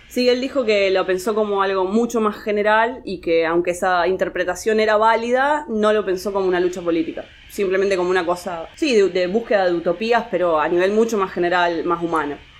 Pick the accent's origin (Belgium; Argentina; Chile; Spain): Argentina; Rosario, Santa Fe; En calidad de Rosarina